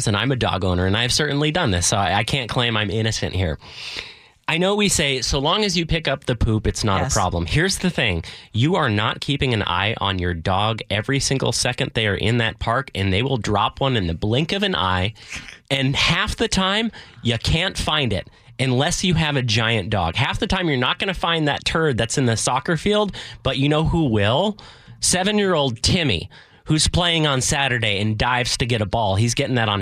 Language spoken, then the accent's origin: English; Edmonds, Washington, United States; This is in my hometown